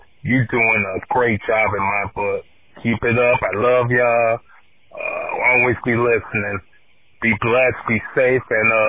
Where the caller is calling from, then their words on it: Los Angeles, California, United States; I'm calling from Watts, California.